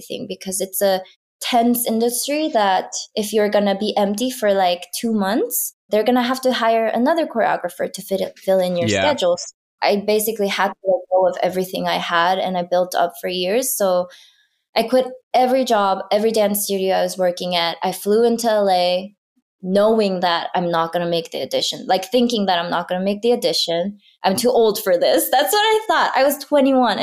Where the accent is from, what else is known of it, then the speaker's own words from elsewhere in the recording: South Korea; I grew up in Korea in a small town